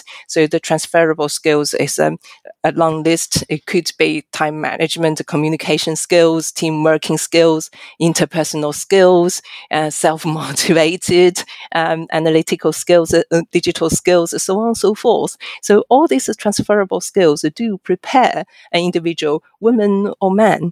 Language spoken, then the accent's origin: English; China; now in United Kingdom; I'm a Chinese by origin, but I'm also a British citizen.